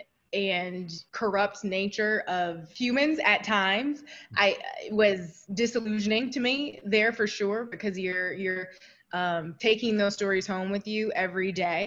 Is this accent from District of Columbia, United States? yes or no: no; Toledo, Ohio, United States; moved away as an adult; also born or lived in New York; I grew up in Toledo, Ohio